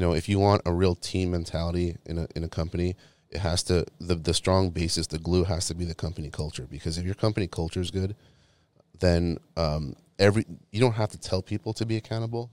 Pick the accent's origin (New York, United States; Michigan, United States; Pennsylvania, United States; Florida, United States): New York, United States; New York City; moved away; I'm originally from New York, like, the Brooklyn, Queens area